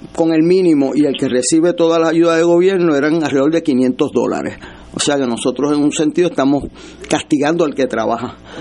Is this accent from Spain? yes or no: no; Puerto Rico; como puertorriqueño